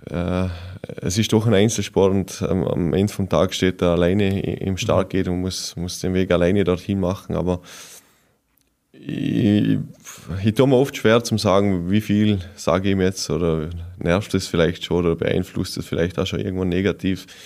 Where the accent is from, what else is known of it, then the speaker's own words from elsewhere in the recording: Vorarlberg, Austria; Ja, als Montafon und als Vorarlberger steht man mal zuerst auf die Ski.